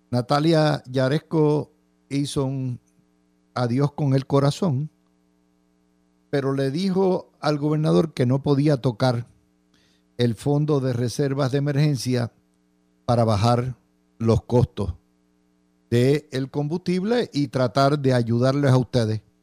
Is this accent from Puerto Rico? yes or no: yes; San Juan, Puerto Rico; me crié en Santurce, mi abuela vivía en Santurce